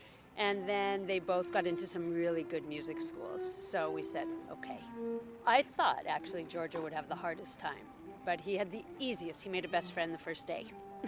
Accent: United States; moved away as an adult; also born or lived in Sweden; now in New York City, United States; I'm American.

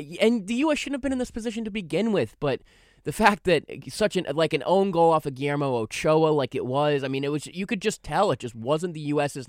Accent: Ireland; Hopefully, Ireland makes it because I am Irish.

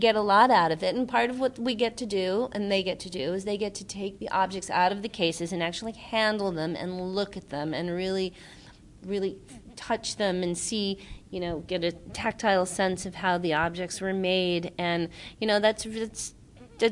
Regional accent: New York, United States; I grew up in New York going

